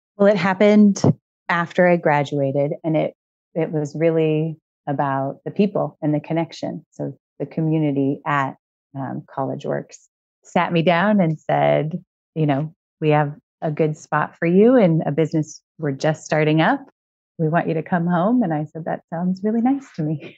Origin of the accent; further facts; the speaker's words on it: Moreno Valley, California, United States; in Southern California in a town called Merino Valley.